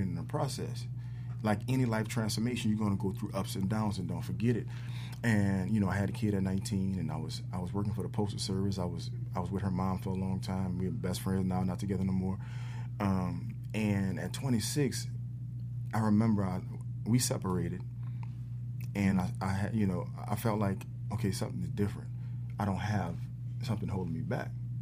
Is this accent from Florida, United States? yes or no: no; New Orleans, Louisiana, United States; I grew up in New Orleans and I had a very tough, rough, very rugged, edgy background